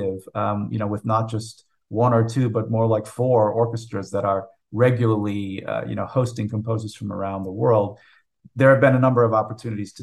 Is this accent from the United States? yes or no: yes; United States; I am an American composer